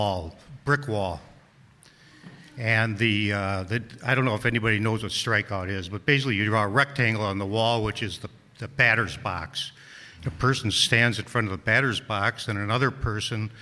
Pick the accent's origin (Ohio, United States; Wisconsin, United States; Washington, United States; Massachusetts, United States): Wisconsin, United States; Milwaukee; I grew up in Milwaukee